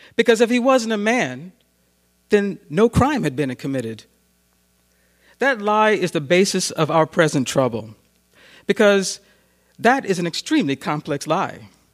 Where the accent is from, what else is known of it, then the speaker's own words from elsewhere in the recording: New York, United States; as we say in Harlem